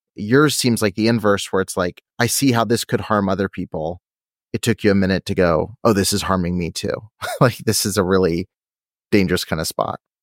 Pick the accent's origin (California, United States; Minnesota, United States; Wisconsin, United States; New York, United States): California, United States; I'm from California